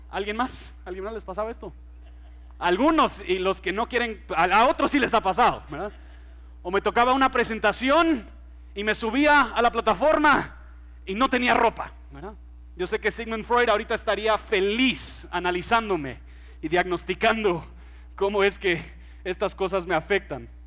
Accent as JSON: {"language": "Spanish", "country": "Mexico", "tie": "born or raised there", "second_language": "Spanish", "lives_now": "Guatemala", "said": "Yo crecí en México, entonces el español que se habla en México es un poquito diferente al español que se habla aquí en Guatemala."}